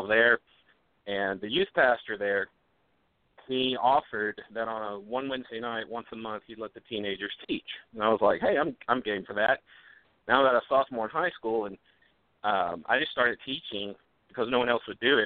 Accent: Memphis, Tennessee, United States; I grew up in Memphis, Tennessee, and by that Memphis, Tennessee, I mean inner city Memphis

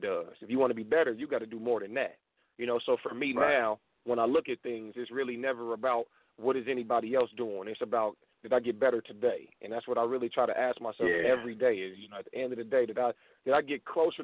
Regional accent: Dayton, Ohio, United States; moved away as an adult; now in Atlanta, United States; Born and raised in Dayton, Ohio, from a small town in Ohio, and I live in Atlanta now, Atlanta, Georgia

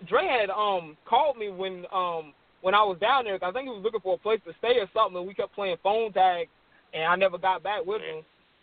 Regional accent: Myrtle Beach, South Carolina, United States; I'm from Myrtle Beach.

